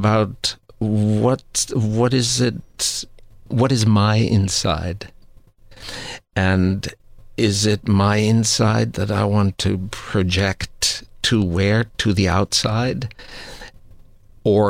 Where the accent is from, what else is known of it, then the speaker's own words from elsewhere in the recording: Austria; moved away; I grew up Roman Catholic because I grew up in Austria.